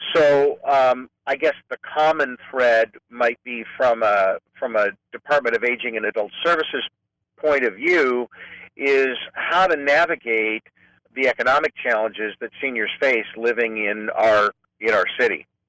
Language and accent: English; Clovis, California, United States; moved away as an adult; also born or lived in Fresno / Modesto; now in San Francisco, United States; I'm a native Californian. I grew up in Fresno in the farm region, actually in Clovis.